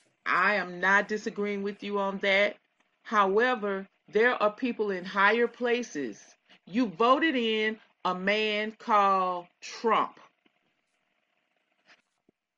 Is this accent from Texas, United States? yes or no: yes; Texas, United States; I'm from Texas